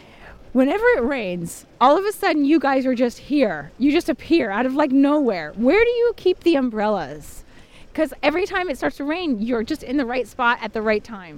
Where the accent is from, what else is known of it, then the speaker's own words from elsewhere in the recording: Seattle, Washington, United States; We're from Seattle